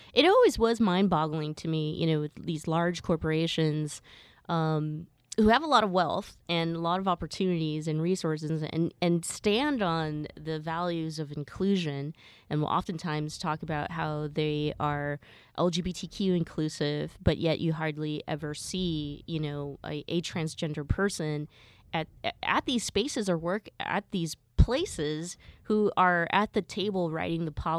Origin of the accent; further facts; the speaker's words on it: Alabama, United States; 9 black people had just been shot up by a racist from my hometown in Alabama.